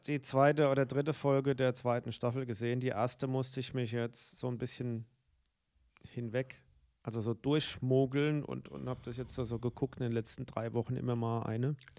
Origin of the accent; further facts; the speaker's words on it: Guntersblum, Rhineland-Palatinate, Germany; meine Heimat